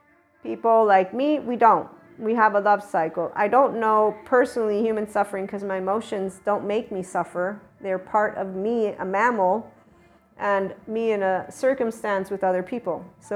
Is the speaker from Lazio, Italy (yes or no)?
no; Naples, Campania, Italy; also born or lived in United States; I'm not only Neapolitan. I'm not only American. I'm not only Italian. In fact, I'm definitely a Southerner. And right here is where I claim my heart. It's a Neapolitan heart.